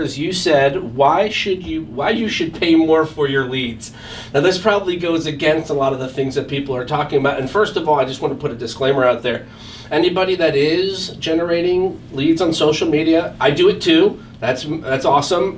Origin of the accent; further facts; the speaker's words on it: Allentown, Pennsylvania, United States; here in Allentown, Pennsylvania, right here in my hometown